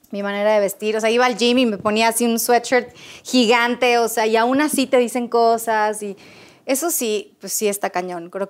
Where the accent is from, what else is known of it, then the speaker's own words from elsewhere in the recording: Monterrey, Nuevo León, Mexico; cuando me vine a vivir para acá de Monterrey, pues yo en Monterrey como hace mucho calor, es una ciudad